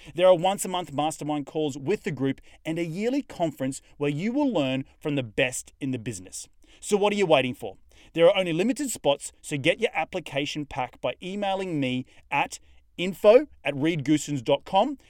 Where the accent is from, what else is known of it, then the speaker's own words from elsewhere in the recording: Australia; now in United States; as an Australian